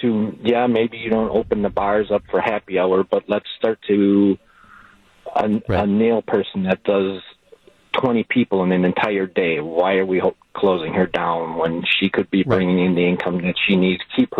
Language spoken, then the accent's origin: English; Sheboygan, Wisconsin, United States; I mean, I'm from Sheboygan